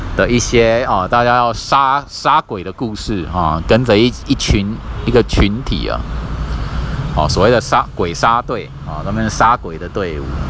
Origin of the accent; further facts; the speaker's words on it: Kaohsiung, Taiwan; 我的家乡高雄市